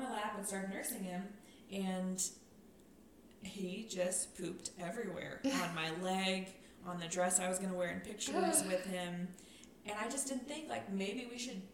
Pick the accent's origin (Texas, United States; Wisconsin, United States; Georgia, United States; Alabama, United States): Texas, United States; Farwell; moved away; Farwell, my hometown